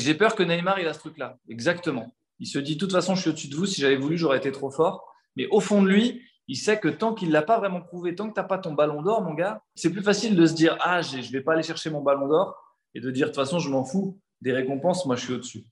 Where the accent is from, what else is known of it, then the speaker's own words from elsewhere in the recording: Paris, Île-de-France, France; je suis né à Paris, j'ai grandi à Paris, j'ai toujours vécu à Paris